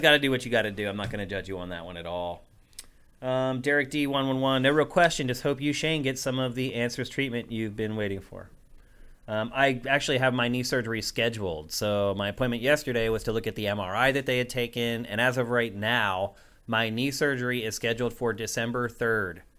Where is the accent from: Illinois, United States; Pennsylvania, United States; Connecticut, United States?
Pennsylvania, United States; Carlisle; moved away; also born or lived in Philadelphia; my hometown of Carlisle, P